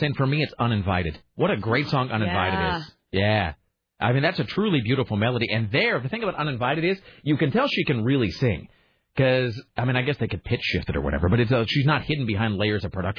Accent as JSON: {"language": "English", "country": "United States", "said": "As an American"}